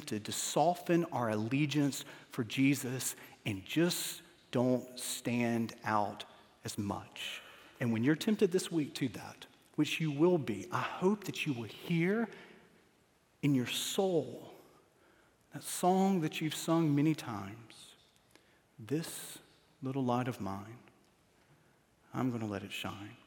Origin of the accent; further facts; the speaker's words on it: Starkville, Mississippi, United States; moved away as an adult; I was born in Starkville, Mississippi